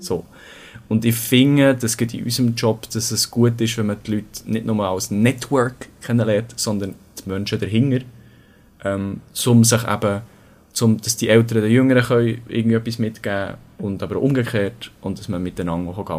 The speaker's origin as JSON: {"language": "German", "region": "Bern", "country": "Switzerland", "also_born_or_lived": "Winterthur", "said": "ich bin 25, ich komme aus Bern"}